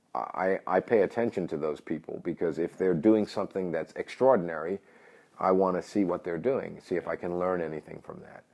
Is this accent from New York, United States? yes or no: yes; New York City, New York, United States; moved away; I'm originally from New York City.